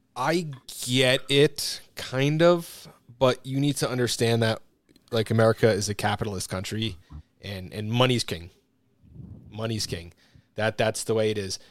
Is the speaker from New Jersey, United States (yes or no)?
yes; New Jersey, United States; growing up in New Jersey